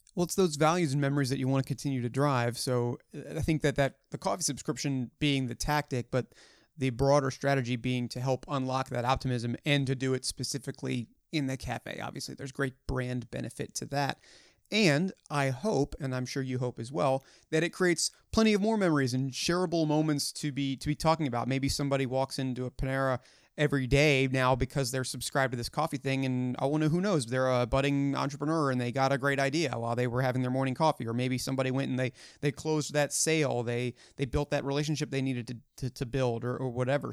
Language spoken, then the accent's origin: English; Hunt Valley, Maryland, United States; my hometown of Hunt Valley, Maryland